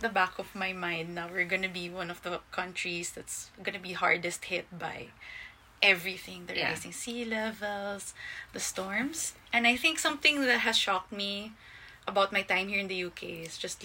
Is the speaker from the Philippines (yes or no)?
yes; Philippines; as a Filipino, that's my home